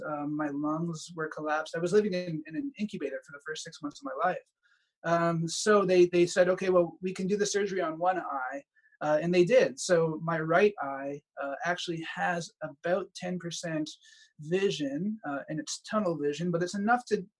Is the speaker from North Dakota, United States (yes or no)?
no; Connecticut, United States; born there; I was actually born in the States. I was born in Connecticut.